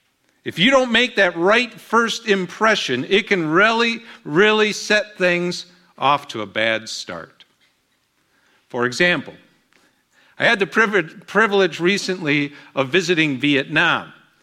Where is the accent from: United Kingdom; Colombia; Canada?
Colombia; also born or lived in Dominican Republic; now in Houston, United States; my dad was a missionary to Colombia, so I grew up in Colombia, South America.